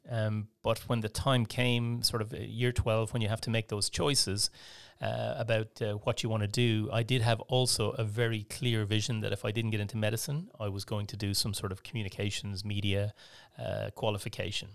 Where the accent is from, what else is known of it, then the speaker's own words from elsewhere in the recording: Portumna, Connacht, Ireland; accent: Irish; moved away as an adult; also born or lived in Brighton, England / London, England; now in Melbourne, Australia; I grew up in the west of Ireland in a small town called Port Tumna